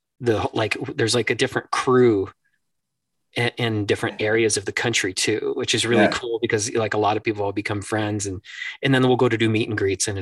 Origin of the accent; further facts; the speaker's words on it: Northern Michigan, United States; growing up in Northern Michigan, close to Canada